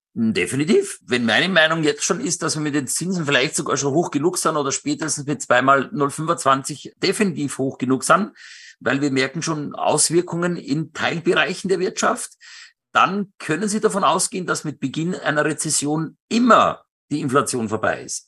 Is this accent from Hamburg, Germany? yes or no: no; Benediktbeuern, Bavaria, Germany; moved away; also born or lived in Starnberg / Munich area; meine zweite Heimat und ich bin da aufgewachsen und ich liebe Benedikt Beuern